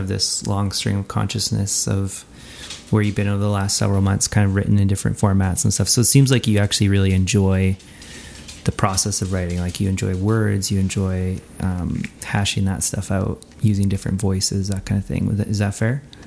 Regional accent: Edmonton, Alberta, Canada; my hometown, Edmonton, Alberta, Canada

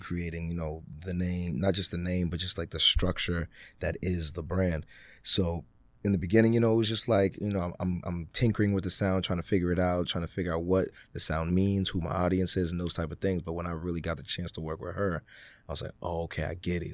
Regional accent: Worcester, Massachusetts, United States; also born or lived in Ghana / Greensboro, North Carolina; growing up in Worcester, I got to really grow up very Ghanaian

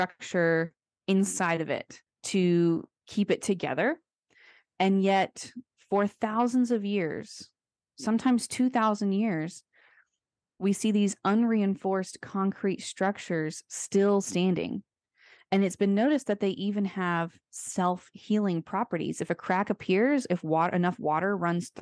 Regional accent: Florida, United States; I grew up in Florida

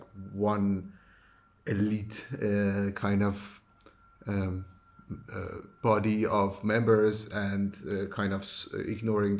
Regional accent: Iran; moved away as an adult; now in Netherlands; I come from Iran, where it's a country that everybody has an opinion about everything

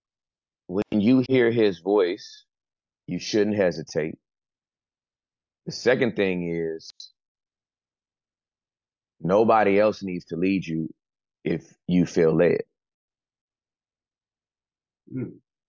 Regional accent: Inglewood, California, United States; moved away as an adult; now in Dallas, United States; I am from Inglewood, California, Southern California

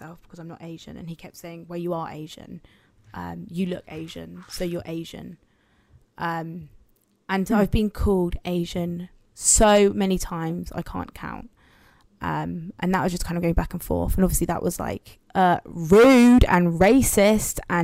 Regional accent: Guatemala; now in Cornwall, United Kingdom; I am from Latin America. I'm from Guatemala

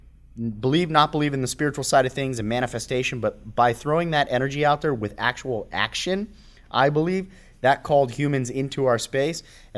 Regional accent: California, United States; I'd been gone for almost 10 years out of the area. So when I moved back, and plus I was from the Valley, which was 30, 40 minutes away.

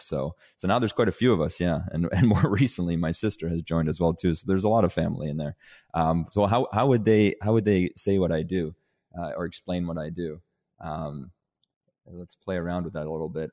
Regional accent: Canada; also born or lived in Denmark; I'm, I'm originally from Denmark, hence the, uh, the very Scandinavian name. Um, and my family, uh, because of my parents, back when I was eight, moved us from Denmark to Canada

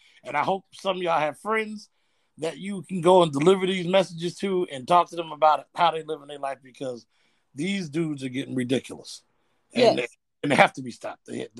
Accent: New Jersey, United States; I'm from what they call the Dirty Jersey. I live, you know, it's about an hour and a half from Philly.

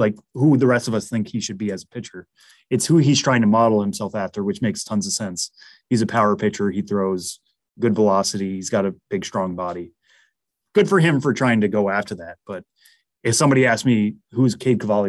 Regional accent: Massachusetts, United States; accent: Massachusetts; my Massachusetts accent

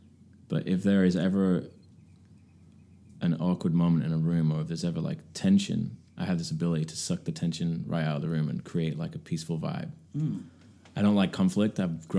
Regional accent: England, United Kingdom; moved away as an adult; now in United States; Yeah, and I feel more of an American now. I've been here longer in my adult life than I was in England

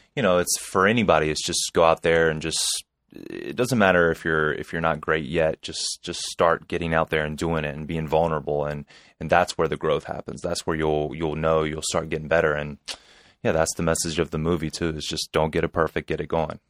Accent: North Carolina, United States; I'm from North Carolina

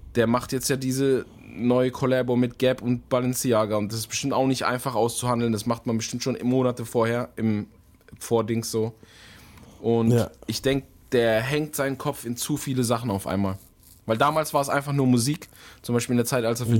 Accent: Germany; bei uns in Deutschland

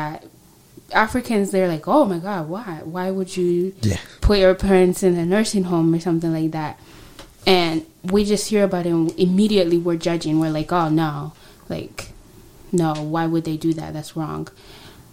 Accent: Tanzania; moved away; I'm from Tanzania

